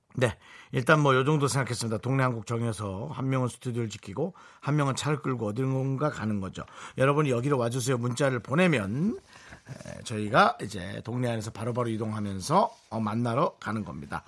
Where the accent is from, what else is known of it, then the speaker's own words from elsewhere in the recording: Gangneung, Gangwon, South Korea; 우리 고향에서 보내주셨네